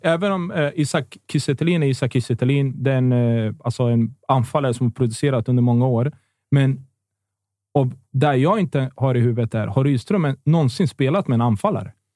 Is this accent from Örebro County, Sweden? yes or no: yes; Örebro, Örebro County, Sweden; när jag var ung i Örebro